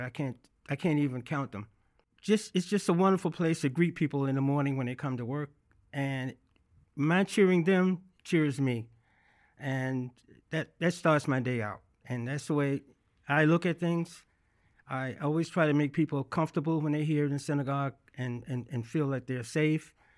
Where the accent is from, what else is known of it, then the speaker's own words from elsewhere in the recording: Birmingham, Alabama, United States; accent: Southern; moved away as an adult; now in New York City, United States; I grew up in Birmingham, Alabama